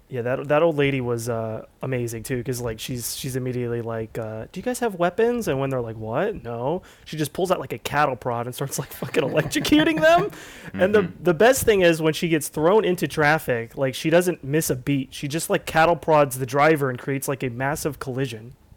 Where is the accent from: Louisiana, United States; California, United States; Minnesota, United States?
California, United States; Southern; I was born in Southern California